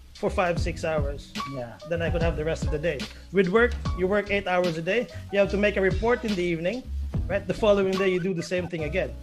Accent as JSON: {"language": "English", "country": "Philippines", "moved": "as an adult", "lives_now": "United Arab Emirates", "said": "I'm Filipino"}